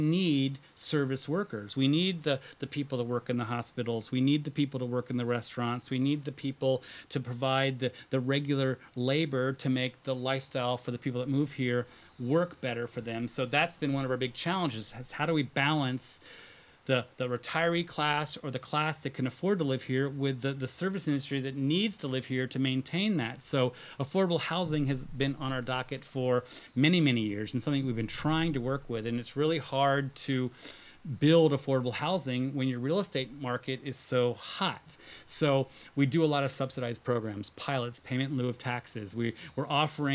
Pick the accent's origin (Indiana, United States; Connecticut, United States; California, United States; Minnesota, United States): Connecticut, United States; suburban New York City /; moved away as an adult; also born or lived in Boston, Massachusetts / Midwest / Florida; now in Traverse City, United States; I grew up around New York City. I moved here from the Boston area.